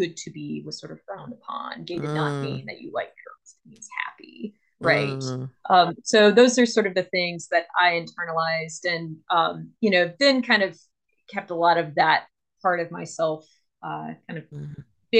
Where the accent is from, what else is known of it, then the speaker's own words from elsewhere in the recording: Columbia, South Carolina, United States; I'm from South Carolina. I'm from the town of Columbia, which is the capital. And I grew up